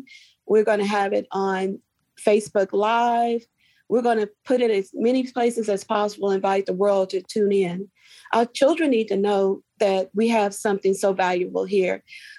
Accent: Nashville, Tennessee, United States; also born or lived in Williamson County, Tennessee; as a little girl growing up in Nashville and then moving to Williamson County, which is also changing

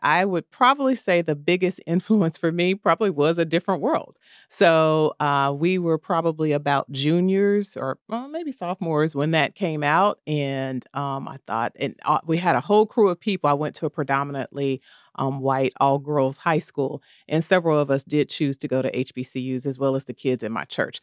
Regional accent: Kansas City, Missouri, United States; I am from the Midwest, Kansas City, Missouri

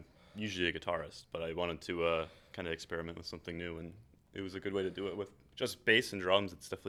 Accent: Agawam, Massachusetts, United States; I am also from Agawam.

